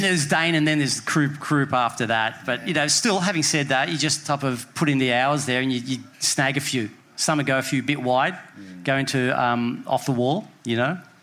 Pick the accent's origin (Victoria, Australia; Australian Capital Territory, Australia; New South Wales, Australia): New South Wales, Australia; Sydney; I was from Bondi